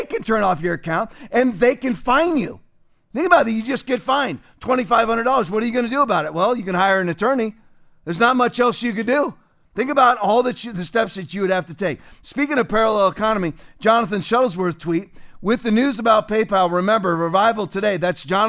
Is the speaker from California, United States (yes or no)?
yes; California, United States; I was born in California